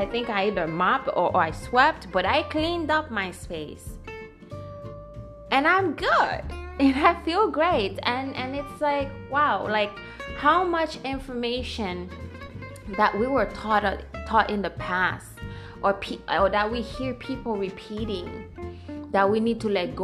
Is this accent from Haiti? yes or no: yes; Haiti; moved away; Growing up in Haiti